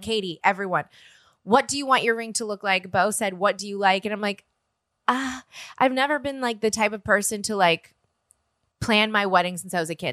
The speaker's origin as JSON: {"language": "English", "town": "New Orleans", "region": "Louisiana", "country": "United States", "moved": "yes", "lives_now": "Los Angeles, United States", "said": "I'm from New Orleans"}